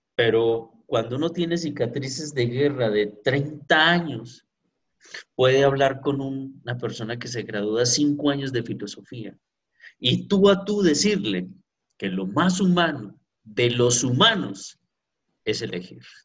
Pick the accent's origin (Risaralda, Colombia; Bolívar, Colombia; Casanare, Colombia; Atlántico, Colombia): Risaralda, Colombia; Pereira; así somos de Pereira, de Colombia, con ese sabor caribeño